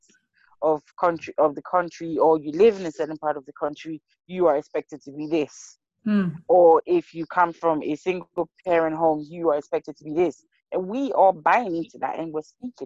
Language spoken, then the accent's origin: English; Liberia; now in United Kingdom; I'm from Liberia.